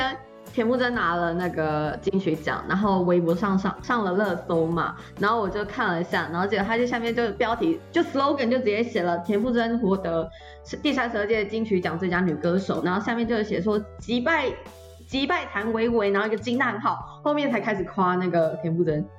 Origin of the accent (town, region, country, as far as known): Yilan County, Taiwan